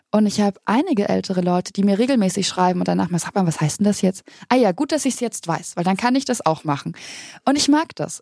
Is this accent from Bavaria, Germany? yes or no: yes; Bavaria, Germany; ich komme aus Bayern, aus einem sehr kleinen Ort, ganz weit im Süden